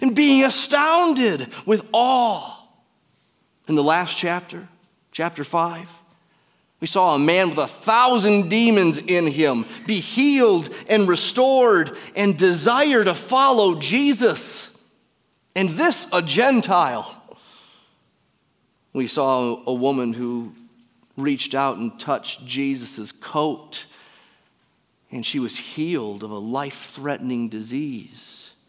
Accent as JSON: {"language": "English", "town": "Detroit", "region": "Michigan", "country": "United States", "said": "I'm from Detroit"}